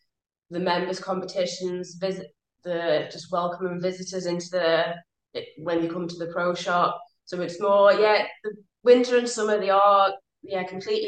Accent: Germany; moved away as an adult; now in United Kingdom; I mean, because I grew up in Germany, I did my PGA training over in Germany and then joined the British PGA when I moved over here.

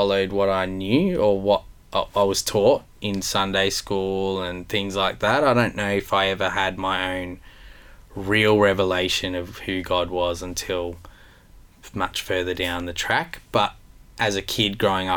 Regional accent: Melbourne, Victoria, Australia; I grew up in Melbourne in an Italian family, a very close Italian family.

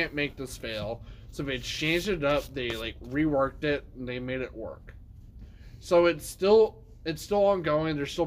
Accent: United States; We're American. We're American

